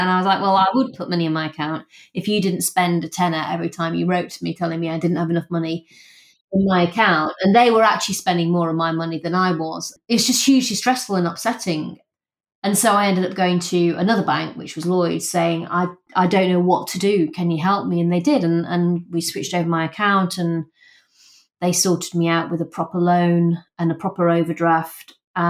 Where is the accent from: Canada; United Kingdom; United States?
United Kingdom; Rotherham, Yorkshire and the Humber; I grew up in a very working class house.